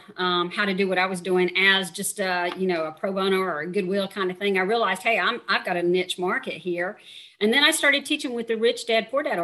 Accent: Georgia, United States; now in Panama; I'm from Georgia

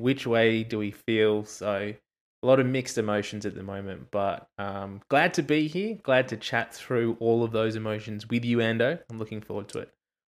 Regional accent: Australia; This is a weird place to be in as an Australian rugby fan. I won't say as a Wallabies fan, but just as an Australian rugby in general.

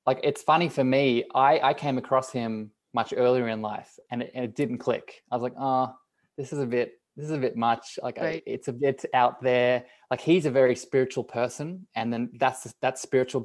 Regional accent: Australia; being Australian and being and living here

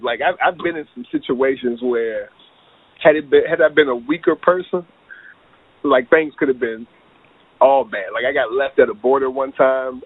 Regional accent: Charlottesville, Virginia, United States; moved away; also born or lived in Los Angeles; my hometown was Charlottesville, Virginia, uh, smack dab in the middle of Virginia

